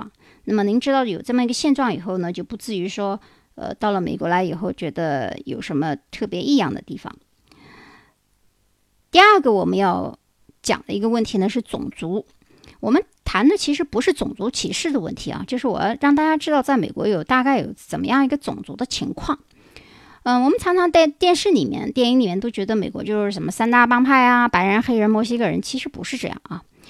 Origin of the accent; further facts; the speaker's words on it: China; 我们中国人的五十六个民族